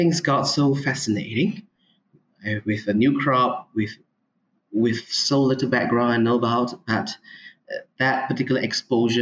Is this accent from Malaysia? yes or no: yes; Ipoh, Perak, Malaysia; also born or lived in Minnesota, United States; I'm from Malaysia. I was born in Ipoh, which is a city, middle of peninsula in the states of Perak.